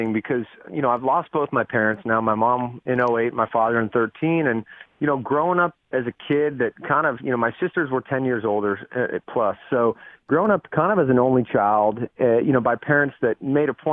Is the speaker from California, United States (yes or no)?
yes; San Diego, California, United States; also born or lived in Las Vegas, Nevada; we moved from Vegas to San Diego. I was six, and when I got to San Diego, I started, you know, playing baseball